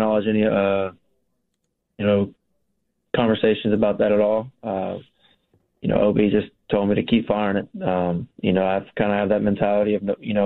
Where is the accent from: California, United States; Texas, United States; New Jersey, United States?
Texas, United States; We're both from Texas, or, you know, we like being in Texas